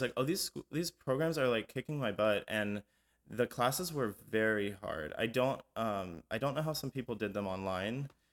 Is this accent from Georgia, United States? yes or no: yes; Atlanta, Georgia, United States; we grew up in Atlanta